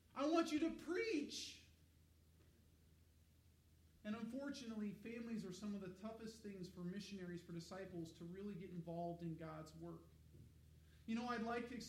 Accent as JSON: {"language": "English", "region": "Colorado", "country": "United States", "tie": "born or raised there", "said": "I grew up in Colorado"}